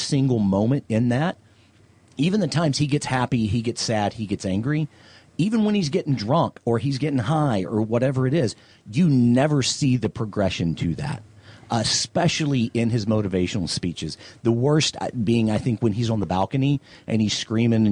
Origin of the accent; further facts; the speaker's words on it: the South, United States; being a guy from the South